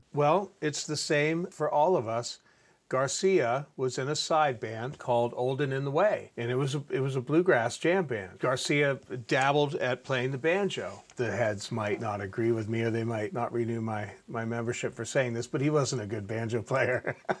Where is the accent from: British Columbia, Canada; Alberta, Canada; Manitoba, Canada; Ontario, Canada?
Ontario, Canada; I grew up in Ontario, Canada